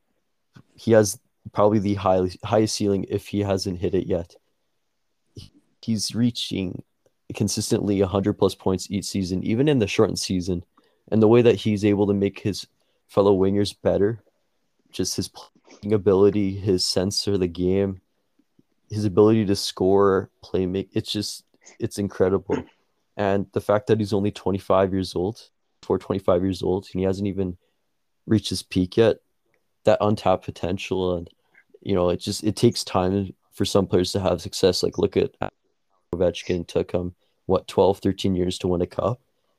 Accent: Edmonton, Alberta, Canada; my favorite team's the Edmonton Oilers. That's my hometown team

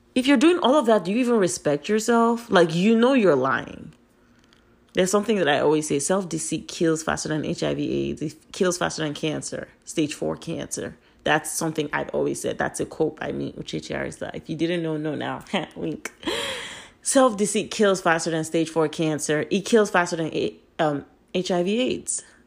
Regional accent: Nigeria; I'm Nigerian, and the way our culture is set up

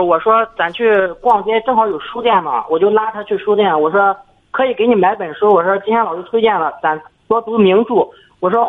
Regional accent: Jiangxi, China; 我是江西的，然后今年二十四岁。

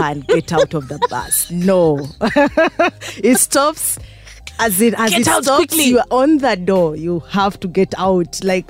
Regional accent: Kampala, Central Region, Uganda; moved away as an adult; also born or lived in India; I grew up in Kampala.

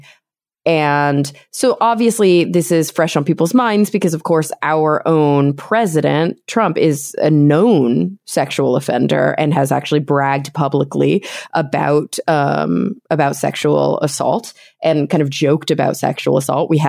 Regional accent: Plano, Texas, United States; also born or lived in New York; now in Los Angeles, United States; I grew up in Plano, Texas, right outside of Dallas.

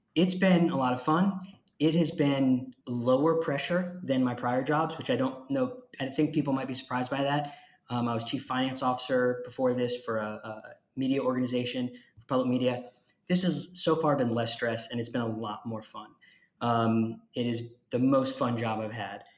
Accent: Jacksonville, Florida, United States; also born or lived in Connecticut / Tallahassee, Florida; I was born in Connecticut, but I grew up in Jacksonville, Florida

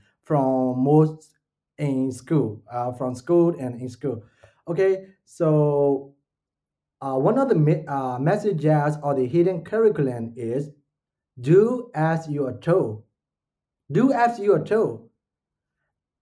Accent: Myanmar; now in Malaysia; I'm not from Malaysia. I'm from Myanmar

